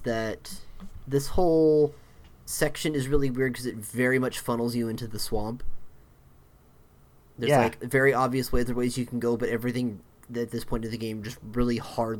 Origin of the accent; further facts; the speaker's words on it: Tokyo, Japan; I'm from Tokyo.